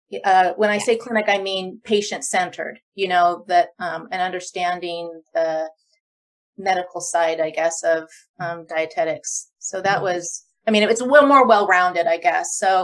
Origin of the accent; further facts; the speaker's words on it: Loma Linda, California, United States; And I'm from Loma Linda, like I mentioned, you know, so there's a piece of me there